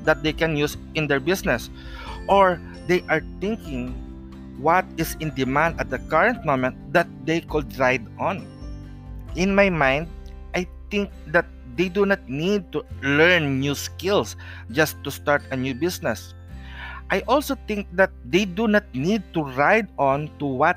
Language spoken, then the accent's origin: English; Philippines; I am a Filipino traditional healer or Manghihilot